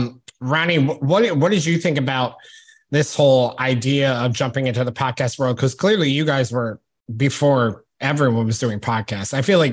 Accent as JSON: {"language": "English", "area": "Albany area", "region": "upstate New York", "country": "United States", "said": "And when I say I'm from New York, they're like, \"Oh, where in the city are you from?\" And I'm like, \"No, upstate New York, like by the actual capital of New York."}